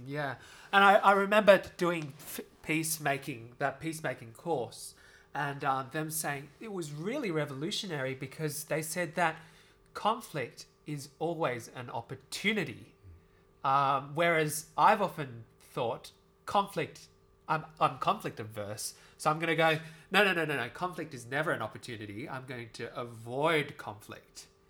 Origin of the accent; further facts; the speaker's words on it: Australia; an Asian Australian